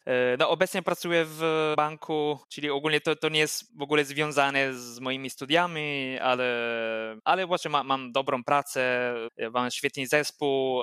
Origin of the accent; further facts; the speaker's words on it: near Vicenza, Veneto, Italy; Polish is a second language; moved away as an adult; also born or lived in Udine, Italy; now in Wrocław, Poland; pochodzę z, z tego samego regionu jak, jak Wenecja, czyli Veneto